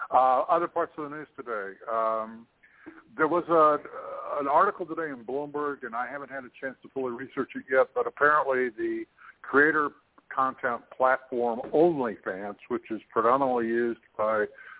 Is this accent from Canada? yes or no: yes; Toronto, Ontario, Canada; also born or lived in Russia; my homeland of Canada, to my hometown of Toronto